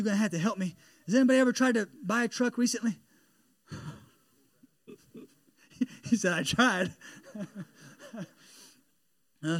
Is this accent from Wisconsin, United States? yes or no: no; Elwood, Indiana, United States; I'm from Elwood, Indiana. It's a town of 5,000 people